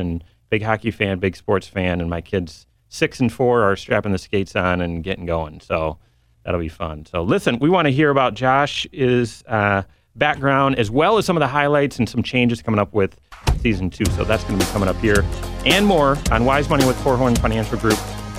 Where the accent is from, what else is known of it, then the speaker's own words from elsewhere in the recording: Grand Rapids, Michigan, United States; now in South Bend, United States; I grew up in Grand Rapids, or really not here. God brought me to South Bend after getting a finance degree from Michigan State.